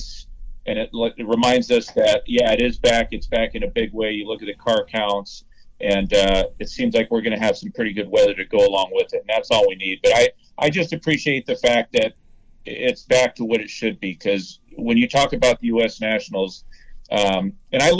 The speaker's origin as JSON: {"language": "English", "region": "West Coast", "country": "United States", "said": "I'm from the West Coast"}